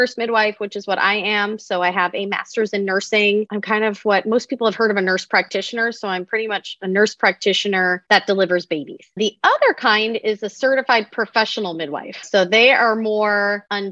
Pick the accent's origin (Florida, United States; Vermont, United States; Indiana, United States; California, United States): California, United States; San Diego; also born or lived in Atlanta, Georgia; I was born and raised in San Diego